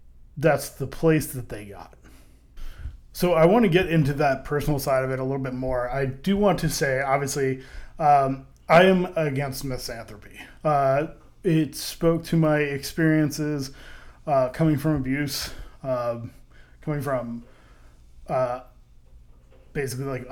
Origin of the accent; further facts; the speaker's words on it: St. Louis, Missouri, United States; I was from St. Louis, as far as where I grew up. I wasn't born there, but I did live in St. Louis